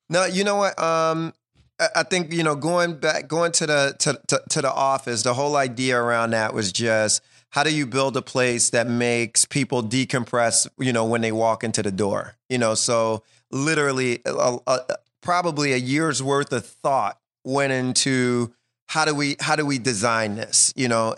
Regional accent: Philadelphia, Pennsylvania, United States; we come from West Philly, um, in our neighborhood, you, you, you went to sleep the gunshots

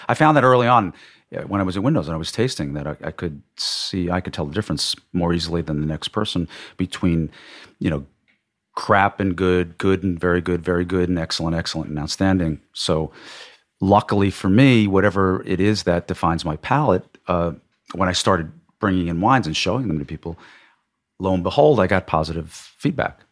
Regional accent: Long Island, New York, United States; also born or lived in Massachusetts / Manhattan; I grew up in Long Island, I, I'm a New York boy

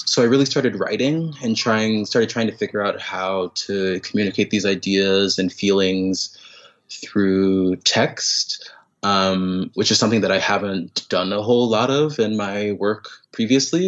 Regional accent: Raleigh, North Carolina, United States; now in New York City, United States; I grew up in North Carolina, um, in Raleigh, North Carolina

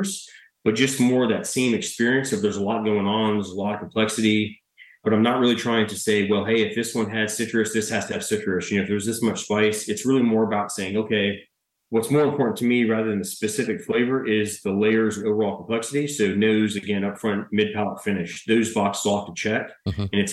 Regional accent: Mississippi, United States; Mississippi, my home state

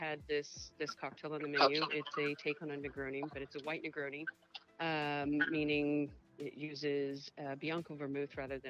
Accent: New Orleans, Louisiana, United States; my background, I'm from New Orleans

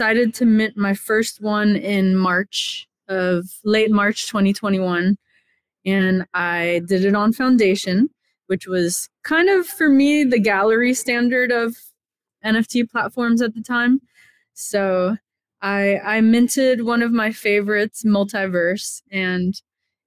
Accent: Miami, Florida, United States; I grew up in Miami, Florida

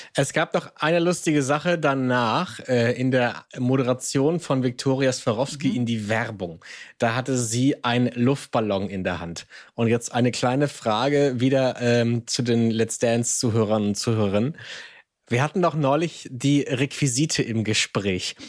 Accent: Hamburg, Germany; ich bin Hamburger

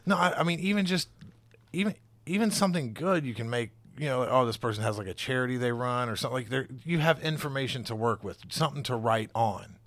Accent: the South, United States; now in Cincinnati, United States; I'm from the South

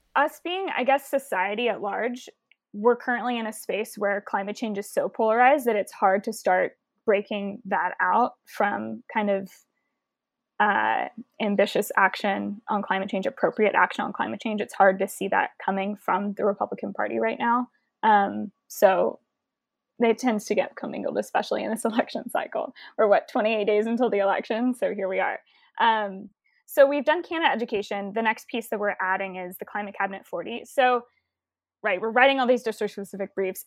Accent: Houston, Texas, United States; I'm from Houston, Texas

